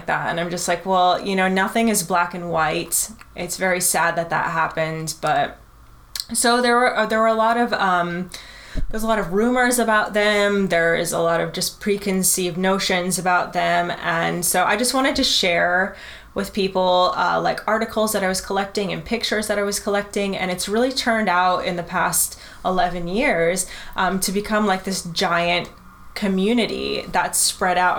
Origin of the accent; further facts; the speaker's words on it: United States; I'm American